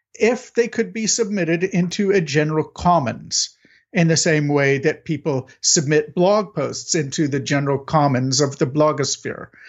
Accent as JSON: {"language": "English", "country": "United States", "said": "I'm an American"}